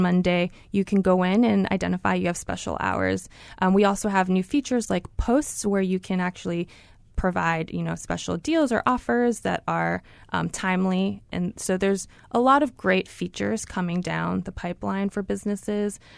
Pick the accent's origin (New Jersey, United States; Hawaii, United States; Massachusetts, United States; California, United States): Hawaii, United States; Honolulu; now in Mountain View, United States; I am so excited to be representing Google in my hometown